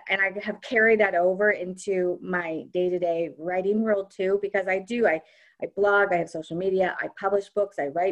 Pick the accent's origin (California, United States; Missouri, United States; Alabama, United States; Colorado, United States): Missouri, United States; Kansas City; moved away as an adult; also born or lived in New York City; we moved from New York City back to Kansas City, where I'm from originally, and I have a lot of family here